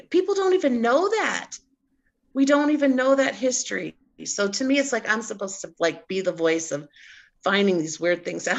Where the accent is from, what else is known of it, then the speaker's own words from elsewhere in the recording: United States; So I'm American.